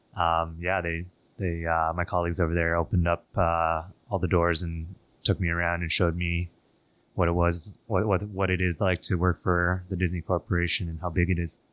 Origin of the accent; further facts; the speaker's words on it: Toronto, Ontario, Canada; moved away as an adult; now in Shanghai, China; being a Canadian kid, uh, grew up in Toronto.